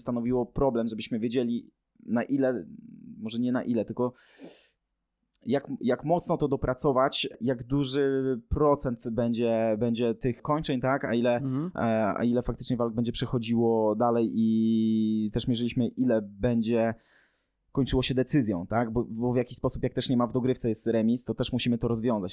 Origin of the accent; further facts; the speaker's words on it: southern Poland, Poland; my jesteśmy z południa Polski